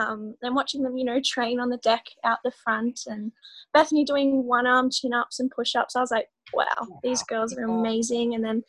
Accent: Phillip Island, Victoria, Australia; I am from Phillip Island, Victoria. I'm 20 years old. I finished school 3 years ago. I started surfing when I was 5, I think.

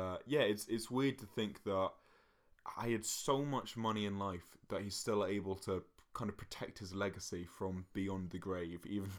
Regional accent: Scotland, United Kingdom; I don't know why I'm Scottish

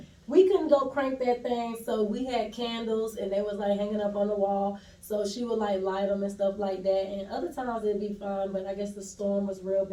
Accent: Durham, North Carolina, United States; accent: southern; moved away as an adult; now in Atlanta, United States; I'm originally from Durham, North Carolina, but I've been in Atlanta since 2015

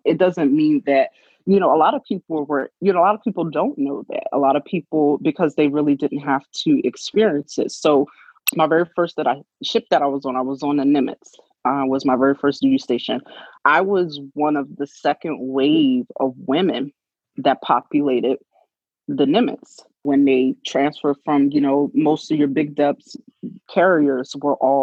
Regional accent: Philadelphia, Pennsylvania, United States; born or raised there

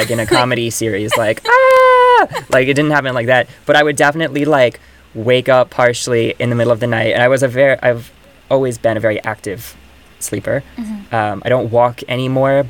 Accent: Virginia, United States; moved away as an adult; now in New York, United States; I moved here at 18 from Virginia

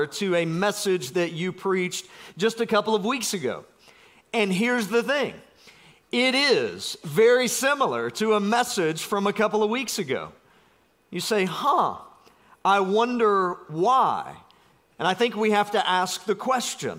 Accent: South Georgia, United States; I'm from South Georgia

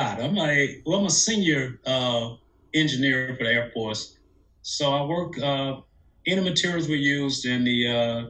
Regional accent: LaGrange, Georgia, United States; moved away as an adult; also born or lived in Newnan, Georgia / Tallahassee, Florida / Cambridge, Massachusetts / Gainesville, Florida; Was born and raised in Georgia. Born in Newnan, Georgia, raised in LaGrange, Georgia.

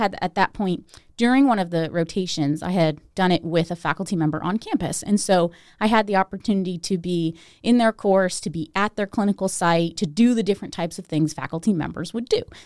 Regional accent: Steubenville, Ohio, United States; I was born in Steubenville, but I grew up outside of Steubenville

